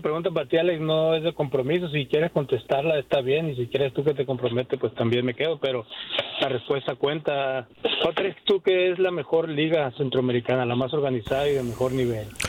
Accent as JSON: {"language": "Spanish", "country": "Mexico", "said": "soy mexicano"}